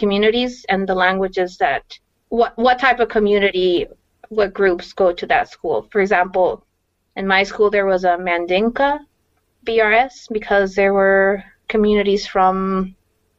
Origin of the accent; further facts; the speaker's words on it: Guadalajara, Jalisco, Mexico; moved away as an adult; also born or lived in Whittier, California; now in Madison, United States; I was born in Whittier, California. But at some point when I was still young, I moved to Guadalajara, Mexico. Mm-hmm. And I grew up basically in Mexico. And I've been in Madison for about 5 years, a little bit over 5 years.